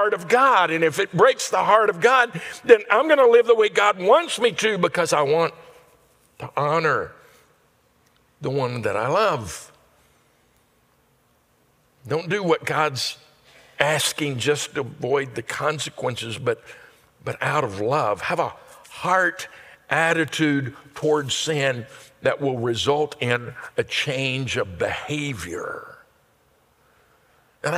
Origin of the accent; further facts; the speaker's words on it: Louisiana, United States; Where we grew up in Louisiana